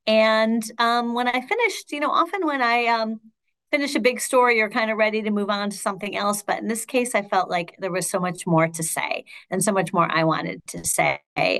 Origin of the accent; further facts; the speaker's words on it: Shaker Heights, Ohio, United States; moved away as an adult; I'm from Shaker Heights. I lived there from birth until I left for college, and still have family who live there.